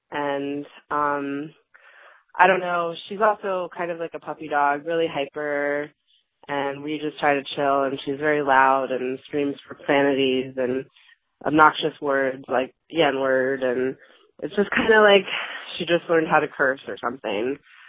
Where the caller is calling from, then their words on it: Florida, United States; I'm calling from Florida.